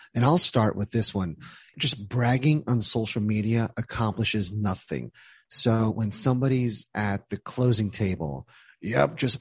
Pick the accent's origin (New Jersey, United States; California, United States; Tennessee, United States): New Jersey, United States; I'm from Jersey